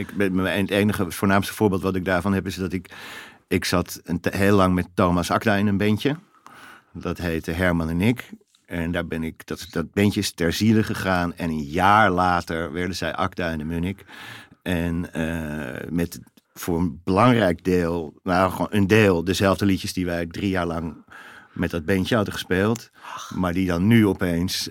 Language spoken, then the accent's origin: Dutch; Netherlands; Ik kom uit Nederland.